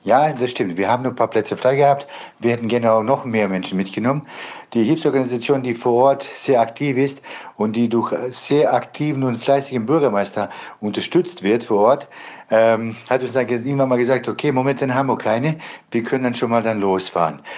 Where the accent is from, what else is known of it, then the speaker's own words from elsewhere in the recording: Bosnia & Herzegovina; now in Germany; Ich komme ursprünglich selber aus Bosnien